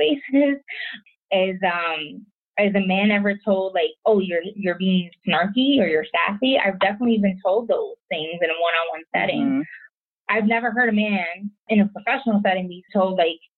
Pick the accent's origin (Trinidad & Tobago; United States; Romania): United States; New York City, New York; moved away as an adult; I'm from New York City